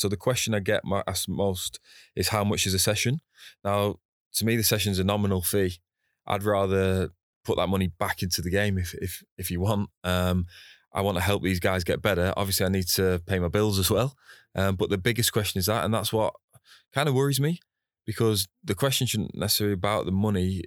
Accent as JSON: {"language": "English", "town": "Preston", "region": "North West England", "country": "United Kingdom", "tie": "born or raised there", "moved": "as an adult", "lives_now": "Singapore", "said": "Preston North End, my hometown club"}